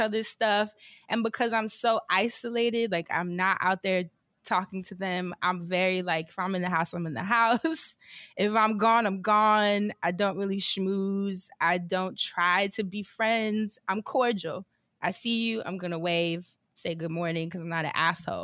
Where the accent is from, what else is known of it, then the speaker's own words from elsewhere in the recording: New York, United States; moved away; I'm a New Yorker, like a bl- true blue New Yorker